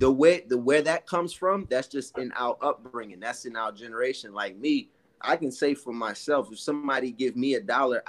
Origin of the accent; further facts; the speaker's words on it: New York City, New York, United States; my mom and dad, growing up in Brooklyn, a one apartment house, all that, dad working, mom struggling